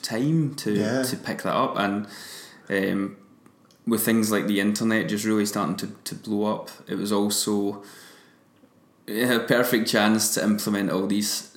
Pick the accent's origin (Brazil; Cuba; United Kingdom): United Kingdom; Kilmarnock, Scotland; my hometown in Kilmarnock